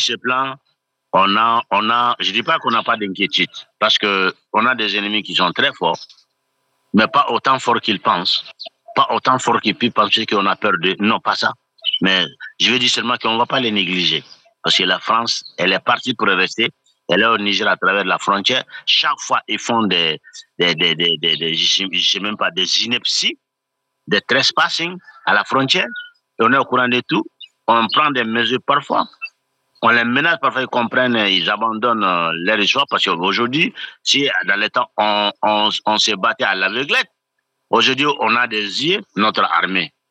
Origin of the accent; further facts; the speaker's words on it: Mali; je suis malien